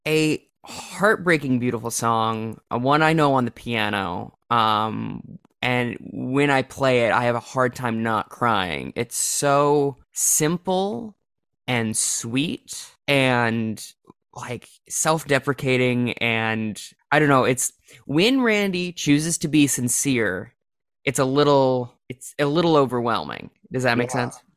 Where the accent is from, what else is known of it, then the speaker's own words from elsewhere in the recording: Minnesota, United States; also born or lived in South Dakota; my home state of Minnesota